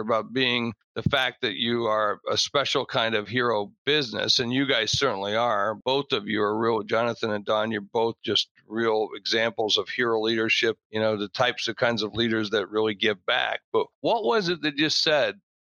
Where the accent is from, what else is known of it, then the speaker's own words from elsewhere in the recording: Georgia, United States; where I was growing up in Georgia